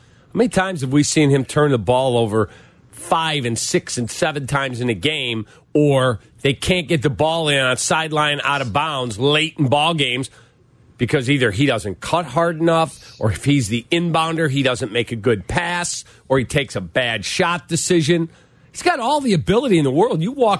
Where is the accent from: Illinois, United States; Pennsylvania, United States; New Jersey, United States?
Illinois, United States; Chicago; And I'm from Chicago. I would love to play in front of my mom before my career's over.